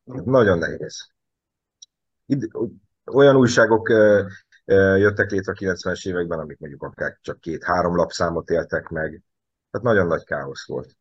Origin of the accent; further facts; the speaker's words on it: Nyíregyháza, Szabolcs-Szatmár-Bereg, Hungary; én sem budapesti vagyok, hanem nyíregyházi